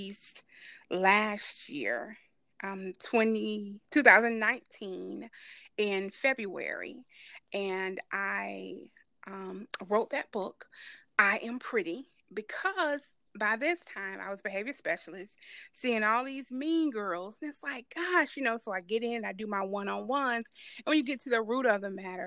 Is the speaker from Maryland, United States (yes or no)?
no; Atlanta, Georgia, United States; I was born and raised in Atlanta, Georgia, Grady